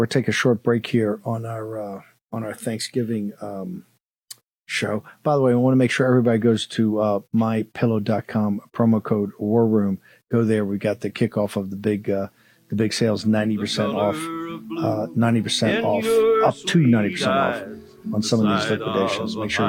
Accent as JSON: {"language": "English", "region": "Virginia", "country": "United States", "tie": "born or raised there", "said": "I come from the Commonwealth of Virginia"}